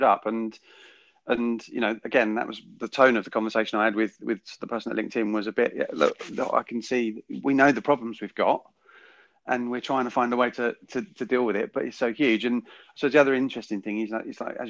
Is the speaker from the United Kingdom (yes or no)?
yes; United Kingdom; we as British people